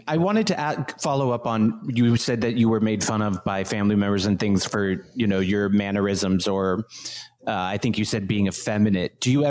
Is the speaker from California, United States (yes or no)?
yes; Oakland, California, United States; now in New York, United States; Although my parents are from America, I grew up in Oakland, California, which was extremely diverse. My schools were not a white majority.